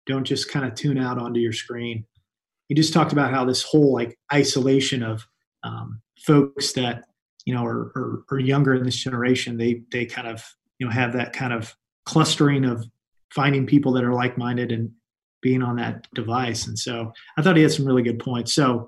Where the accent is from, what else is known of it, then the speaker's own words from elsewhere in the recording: Indianapolis, Indiana, United States; I was born and raised in Indianapolis. So I'm a local product. I went to a public high school, Lawrence Central High School. Grew up out in the Geist area.